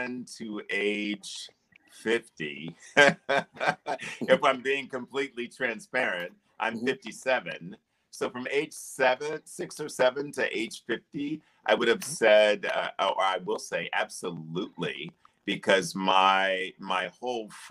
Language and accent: English; North Carolina, United States; also born or lived in New York City, New York, United States; born in New York City, growing up in North Carolina